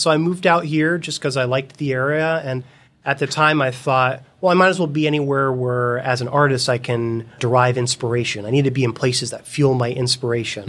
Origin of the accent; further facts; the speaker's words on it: Fort Lauderdale, Florida, United States; moved away as an adult; also born or lived in Boston; now in Seattle, United States; I was born and raised in South Florida